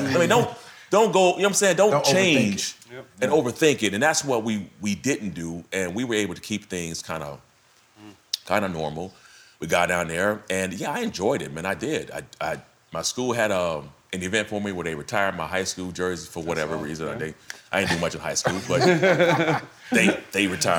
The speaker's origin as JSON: {"language": "English", "town": "San Diego", "region": "California", "country": "United States", "tie": "born or raised there", "said": "my hometown of San Diego."}